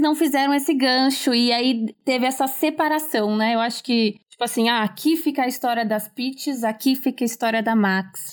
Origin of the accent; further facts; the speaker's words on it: São Paulo, Brazil; sou de São Paulo, capital